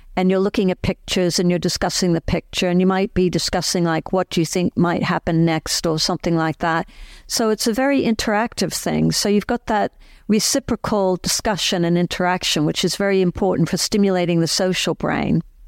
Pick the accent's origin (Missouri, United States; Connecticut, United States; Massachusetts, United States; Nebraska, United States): Massachusetts, United States; Boston; moved away as an adult; also born or lived in London, United Kingdom; now in Cambridge, United Kingdom; I grew up in Boston area